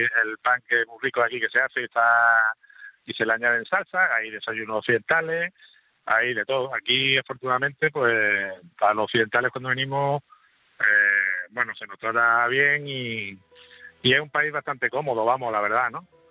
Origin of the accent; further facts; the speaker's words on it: Andalusia, Spain; somos todos andaluces